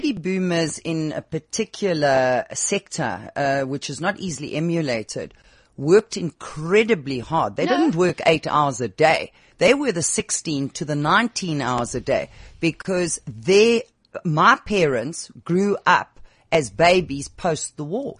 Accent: South Africa; first language English; We grew up in Africa.

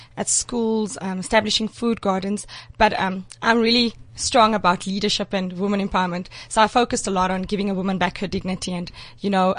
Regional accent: Free State, South Africa; I'm obviously from the Free State.

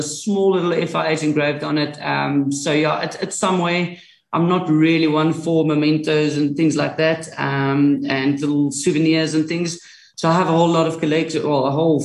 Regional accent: Sasolburg, Free State, South Africa; I'm from Sasselburg

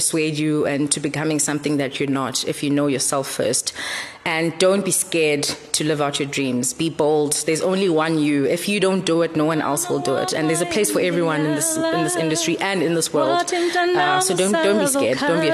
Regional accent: Makhanda, Eastern Cape, South Africa; I was born and bred in Makanda

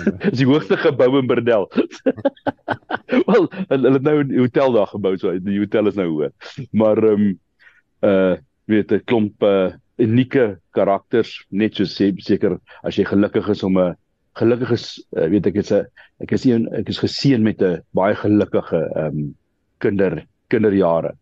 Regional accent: Krugersdorp, Gauteng, South Africa; also born or lived in Kenmare; ek het my uh, lewe my hele lewe al in Gauteng. Ek is gebore in um in Kreeusdorp

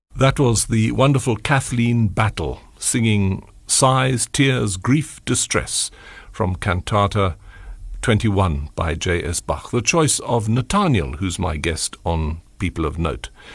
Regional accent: Port Elizabeth, Eastern Cape, South Africa; I'm from the Eastern Cape, from P

